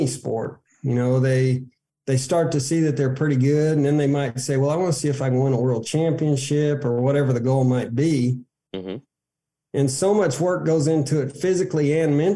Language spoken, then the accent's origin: English; Arizona, United States; moved away as an adult; also born or lived in Odessa, Texas; as a kid growing up in Arizona